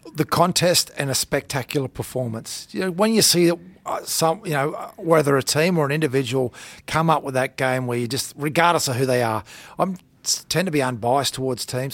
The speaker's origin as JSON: {"language": "English", "town": "Townsville", "region": "Queensland", "country": "Australia", "tie": "born or raised there", "also_born_or_lived": "Thursday Island / New South Wales", "moved": "as an adult", "said": "I grew up in Townsville."}